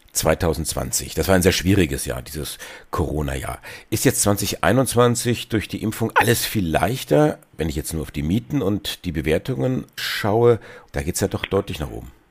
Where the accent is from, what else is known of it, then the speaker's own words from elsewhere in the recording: Germany; bei uns in Deutschland